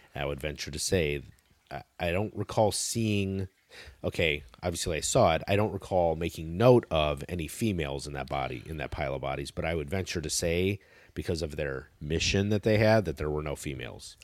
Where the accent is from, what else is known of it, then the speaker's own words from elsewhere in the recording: United States; as an American